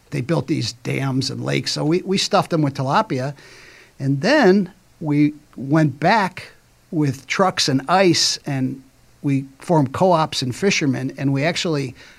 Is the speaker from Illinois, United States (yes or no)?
yes; Chicago suburbs, Illinois, United States; I'm from Chicago suburbs, and I went to Africa as a Peace Corps right after college. I went over to the Peace Corps in Ghana in 78